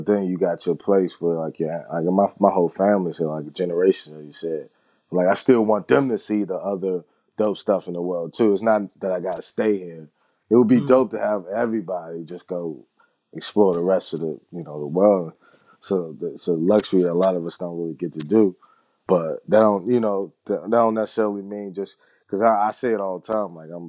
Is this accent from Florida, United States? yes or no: no; Washington, District of Columbia, United States; also born or lived in Maryland / New York; Washington, D.C. … Sending much love.